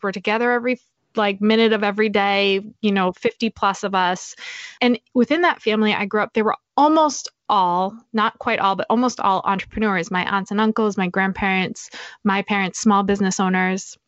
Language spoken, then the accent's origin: English; New Hampshire, United States; also born or lived in Boston; I grew up in New Hampshire